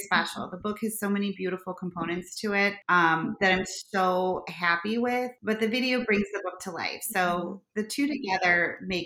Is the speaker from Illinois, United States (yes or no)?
yes; Chicago, Illinois, United States; accent: harsh Chicago; my harsh Chicago accent